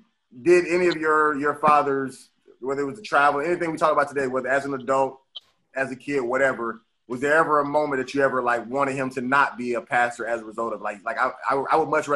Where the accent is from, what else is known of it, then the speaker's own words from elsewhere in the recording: Stone Mountain, Georgia, United States; I grew up in Stone Mountain as well